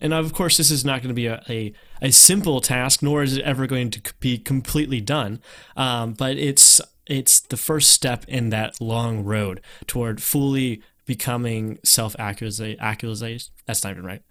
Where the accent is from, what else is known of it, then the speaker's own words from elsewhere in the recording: North Carolina, United States; moved away; people saw me as someone from North Carolina